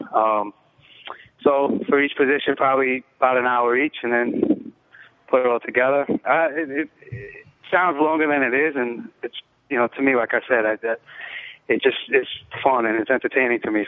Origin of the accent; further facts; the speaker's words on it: New York City, New York, United States; also born or lived in Bronx / Brooklyn; I grew up in the Lower East Side